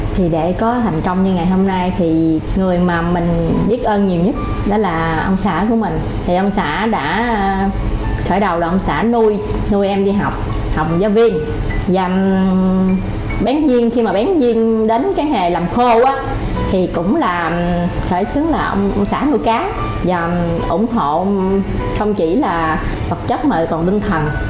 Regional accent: Chợ Mới, An Giang, Vietnam

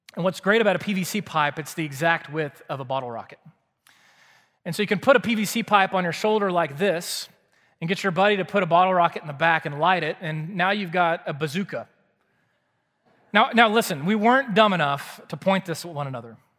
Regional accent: Waco, Texas, United States; I grew up in Waco, Texas

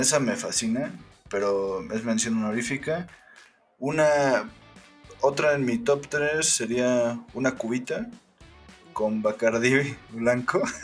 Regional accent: Mexico; como mexicano

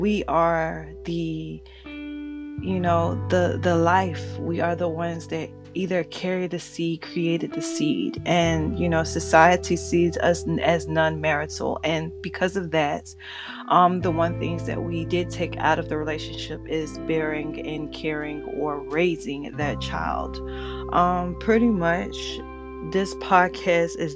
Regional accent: Florida, United States; also born or lived in Georgia; I'm from the South, pretty much Florida raised, but Georgia bred

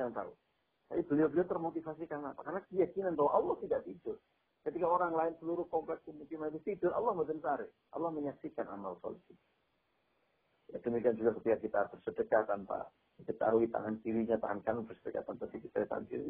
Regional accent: Java, Indonesia; saya orang Jawa saya pahamnya uh, apa value-nya orang Jawa

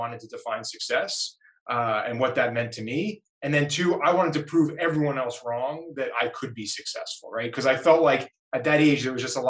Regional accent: New York, United States; also born or lived in Boston, Massachusetts; now in Las Vegas, United States; I grew up in New York, spent 10 years in Massachusetts and Boston, growing Grasshopper, but now Vegas

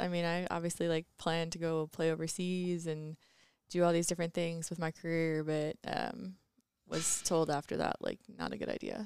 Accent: Cherry Valley, Illinois, United States; also born or lived in Indiana; I'm from Cherry Valley, Illinois, so right next to Rockford. I went to high school at Keith Country Day School in Rockford

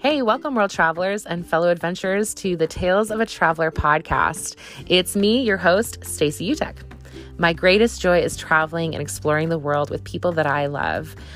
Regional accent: Wisconsin, United States; also born or lived in California; now in Canton, Ohio, United States; I'm from Wisconsin

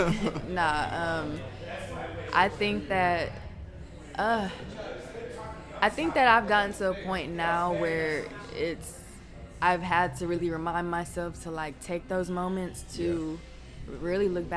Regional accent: Houston, Texas, United States; moved away as an adult; now in New York, United States; you knew I was from Houston as soon as I opened my mouth, or I wasn't from New York. My accent was crazy, but I just love being that girl from Houston

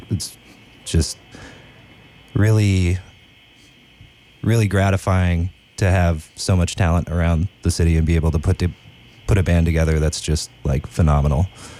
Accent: Sacramento, California, United States; also born or lived in Eugene, Oregon; now in New Orleans, United States; I grew up in the Sacramento area. I lived in Oregon for 8 years after that, in Eugene, Oregon. I moved to New Orleans about 7 years ago, and... yeah, I love it here.

